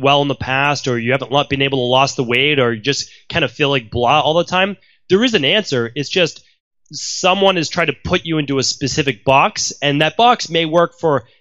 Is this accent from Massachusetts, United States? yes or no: yes; Medford, Massachusetts, United States; I grew up in Medford, Massachusetts